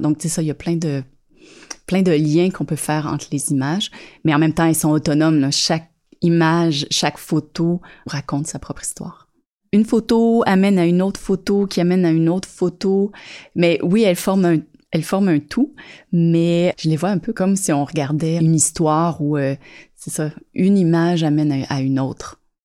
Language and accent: French; Saint-Janvier, Quebec, Canada; moved away as an adult; also born or lived in Montreal; now in Sutton, Canada; Je suis née dans les Basses-Laurentides, dans le coin de Saint-Janvier